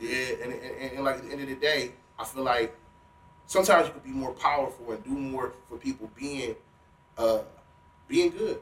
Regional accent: Cleveland, Ohio, United States; I grew up off Euclid Avenue on Cliffview.

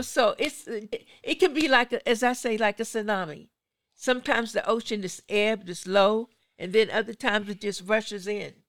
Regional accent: Pittsburgh, Pennsylvania, United States; I, I'm from Pittsburgh

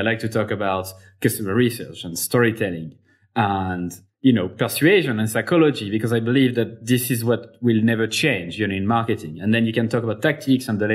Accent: Clermont-Ferrand, Auvergne-Rhône-Alpes, France; it's in my hometown, Clermont-Ferrand in France.

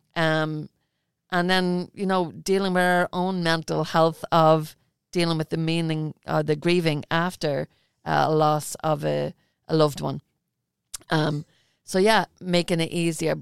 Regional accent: Ireland; I'm Irish

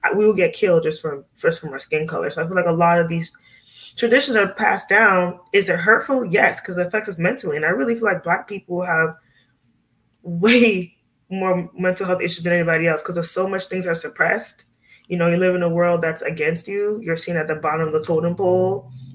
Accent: Miami, Florida, United States; growing up in Miami, we were around a lot of Cuban people.

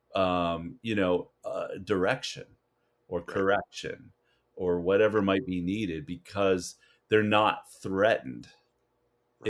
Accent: Canada; moved away; as a Canadian here

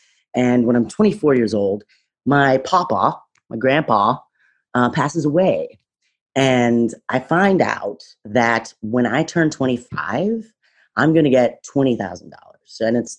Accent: Kansas City, Missouri, United States; I grew up in Kansas City, Missouri. I guess we were sort of like lower middle class.

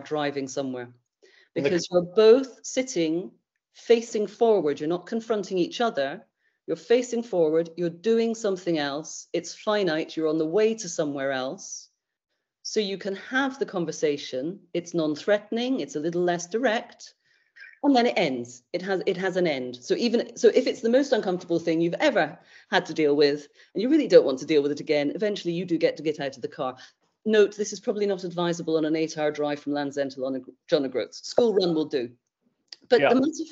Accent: United Kingdom

